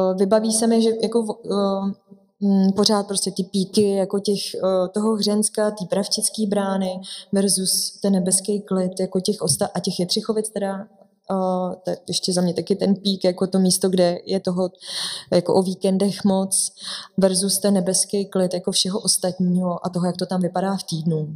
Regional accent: Litoměřice, Ústí nad Labem Region, Czechia; moved away; já sama jsem z Litoměřic, takže já jezdím domů poměrně mhm. často.

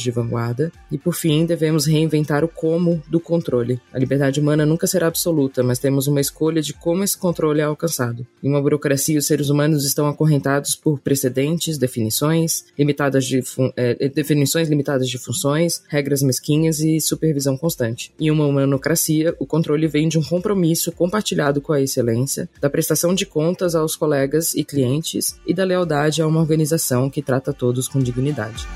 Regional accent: Santa Catarina, Brazil; como catarinense que somos

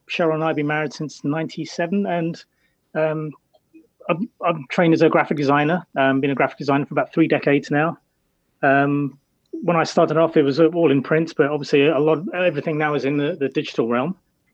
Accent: London, United Kingdom; moved away as an adult; also born or lived in Brighton, England; now in New Hamburg, Canada; I was born in London, in England, and then we lived in Brighton for a while, which is a city about the same population size as Kitchener-Waterloo, 250,000.

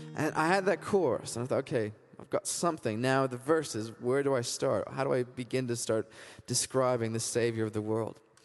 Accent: Canada; now in United Kingdom; being Canadian

